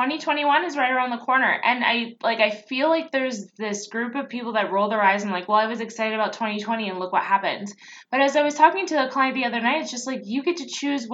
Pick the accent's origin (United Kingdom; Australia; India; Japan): Japan; I grew up part in Japan, and so we wore them when you got sick, but that was it.